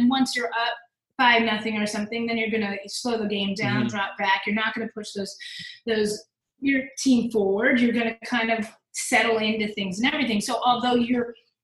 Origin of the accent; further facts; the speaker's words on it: Princeton, New Jersey, United States; I grew up in Princeton